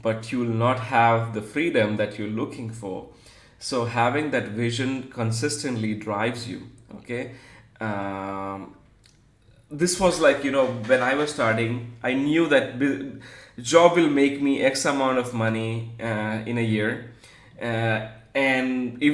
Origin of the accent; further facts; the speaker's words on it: Gujarati family in India, India; I'm like from Gujarati family in India